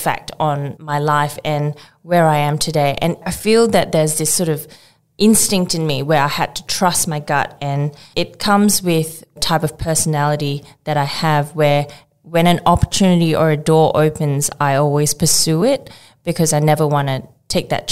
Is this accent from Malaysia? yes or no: yes; Johor Bahru, Johor, Malaysia; moved away as an adult; also born or lived in Sitiawan, Perak, Malaysia; now in Australia; I actually grew up further down south in Johor Bahru, which is a city across the border from Singapore